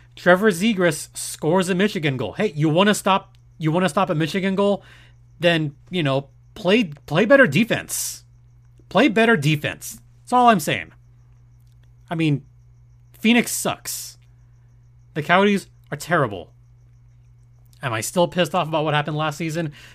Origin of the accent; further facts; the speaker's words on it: Mexico; I'm from Mexico. My family's from Michoacan.